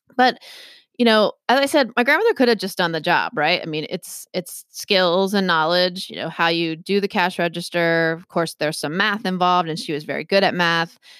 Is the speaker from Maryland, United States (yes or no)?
yes; Maryland, United States; now in Massachusetts, United States; I grew up in Maryland